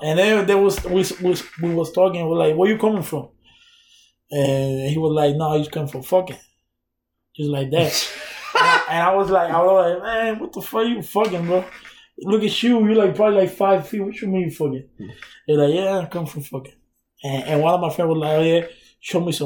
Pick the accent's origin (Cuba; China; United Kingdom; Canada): Cuba; moved away; I'm from Cuba